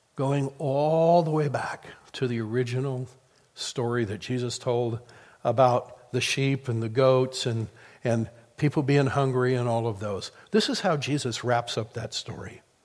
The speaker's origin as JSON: {"language": "English", "region": "Midwest", "country": "United States", "tie": "born or raised there", "said": "I grew up in the Midwest"}